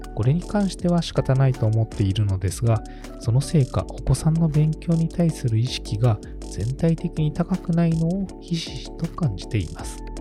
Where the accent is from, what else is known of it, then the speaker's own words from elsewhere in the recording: Tokyo, Japan; also born or lived in Osaka; 私個人はですね、実は生まれたのは大阪で、えー、物心ついた時には実はもう東京にいてですね、それからこの年までずっと東京で育ってきてはおりますので